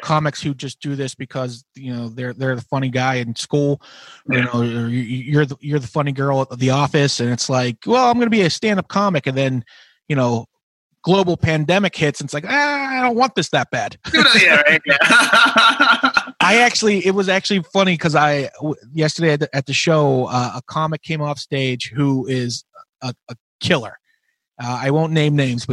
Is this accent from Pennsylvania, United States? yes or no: yes; Pittsburgh, Pennsylvania, United States; now in New York, United States; I'm from Pittsburgh